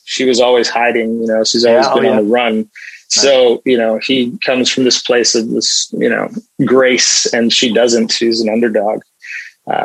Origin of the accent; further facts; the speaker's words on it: British Columbia, Canada; also born or lived in United Kingdom / Nigeria / South Africa; We immigrated to Canada and I grew up in Canada.